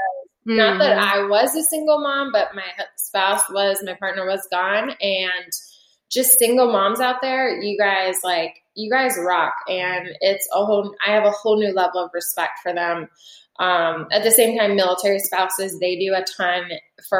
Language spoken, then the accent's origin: English; Florida, United States; also born or lived in Quantico, Virginia; I'm from Florida